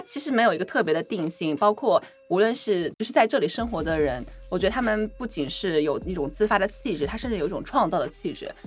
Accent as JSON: {"language": "Chinese", "town": "Wuhan", "region": "Hubei", "country": "China", "tie": "born or raised there", "also_born_or_lived": "Chongqing", "moved": "yes", "lives_now": "Shanghai, China", "said": "因为我是出生在西部嘛，我出生嗯。在重庆，然后长在武汉，中西部"}